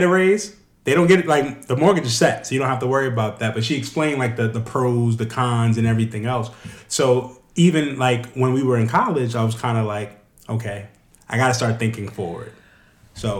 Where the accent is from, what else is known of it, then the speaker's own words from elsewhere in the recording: New York, United States; now in Reisterstown, Maryland, United States; I'm from New York.